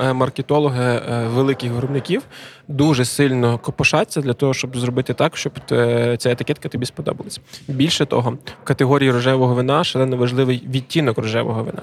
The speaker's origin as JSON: {"language": "Ukrainian", "region": "Lviv Oblast", "country": "Ukraine", "tie": "born or raised there", "moved": "as an adult", "lives_now": "Khortytsia, Ukraine", "said": "ми всі родом з Львівщини"}